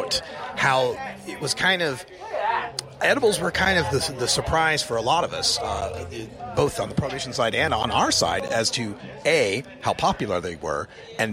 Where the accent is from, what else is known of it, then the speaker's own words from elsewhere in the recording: Idaho, United States; moved away; I'm from Idaho and had to leave my whole family behind